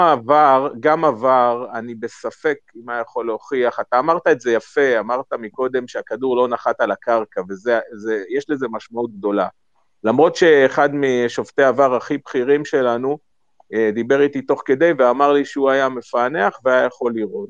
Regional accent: Central District, Israel; כשאני גדלתי שם כילד

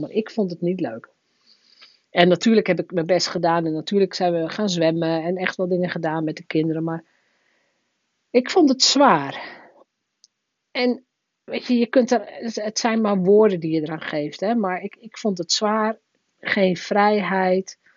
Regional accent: northern Netherlands, Netherlands; Als Noorderling kom je ineens onder de rivieren. En hier doen ze aan carnaval.

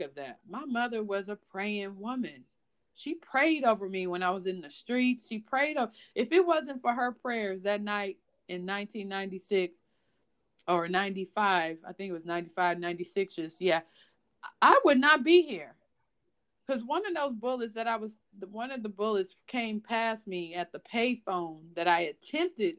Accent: Los Angeles, California, United States; I'm from Los Angeles

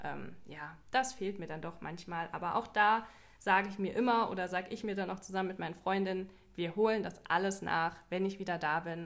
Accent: Germany; bei uns in Deutschland

